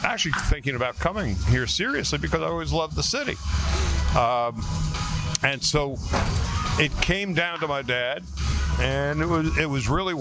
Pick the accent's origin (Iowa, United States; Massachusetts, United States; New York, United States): New York, United States; Long Island; moved away as an adult; also born or lived in Los Angeles; when I was 7 years old, growing up in New York, I was a Brooklyn Dodger fan because every kid in my neighborhood on Long Island loved the Brooklyn Dodgers.